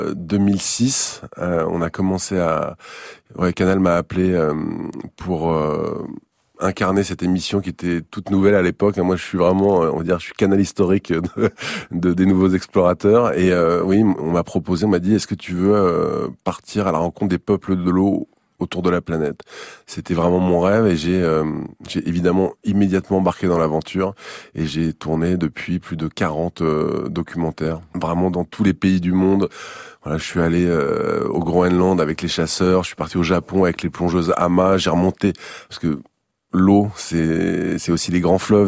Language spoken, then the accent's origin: French; Saint-Malo, Brittany, France; je suis né à Saint-Malo, euh, au pied des remparts, au bord de la mer. J'ai été bercé toute mon enfance